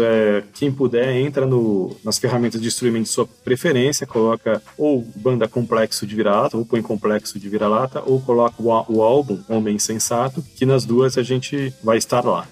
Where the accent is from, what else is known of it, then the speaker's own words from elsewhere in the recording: São Paulo, Brazil; nós somos de São Paulo, né, cidade de São Paulo